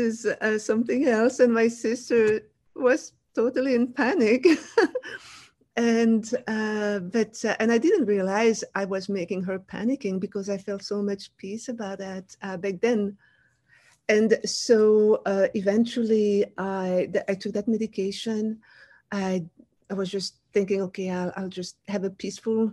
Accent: Wallonia, Belgium; first language French; English is a second language; moved away as an adult; now in United States; I grew up in Belgium, the country next to France.

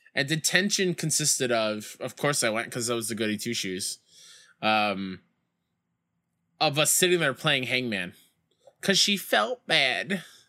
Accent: New York, United States; my hometown Mets

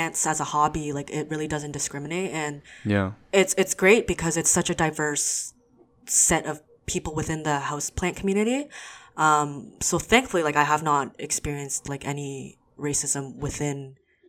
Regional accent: Hamilton, Ontario, Canada; also born or lived in Waterloo; I grew up in Hamilton, so it's a predominantly white neighborhood community

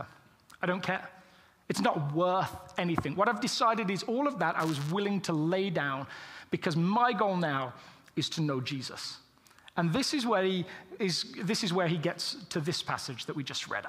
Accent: England, United Kingdom; as English people

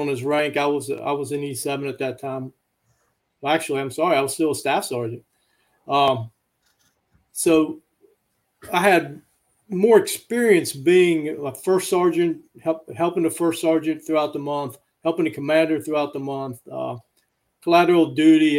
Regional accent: Hinton, West Virginia, United States; moved away; I grew up in a small town in Southern West Virginia. It's in Summers County. Name of the town is Hinton.

